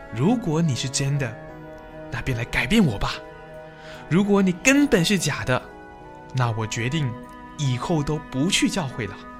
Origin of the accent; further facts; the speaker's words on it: Hong Kong; 我生于香港一个简单的家庭，父亲是个勤奋的司机，赚钱供养一家的需要